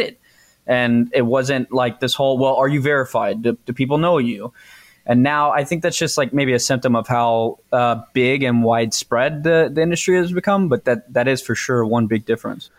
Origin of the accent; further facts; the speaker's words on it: Texas, United States; I'm from Texas